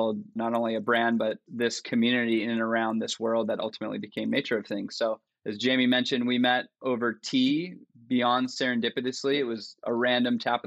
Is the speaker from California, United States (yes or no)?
yes; Newport Beach, California, United States; I grew up here in Newport Beach, Southern California kid, just born and raised in and around the ocean